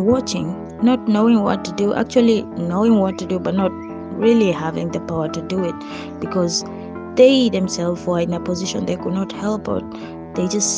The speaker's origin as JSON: {"language": "English", "country": "Kenya", "said": "me being the Kenyan I am"}